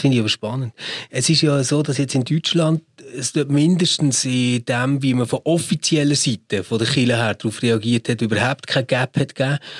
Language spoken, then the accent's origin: German; Switzerland; bei uns in der Schweiz